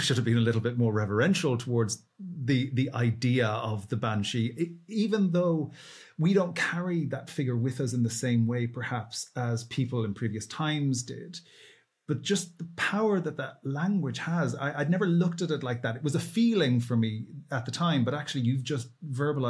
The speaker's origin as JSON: {"language": "English", "country": "Ireland", "said": "I'm Irish, and that storytelling tradition that is with us in Ireland"}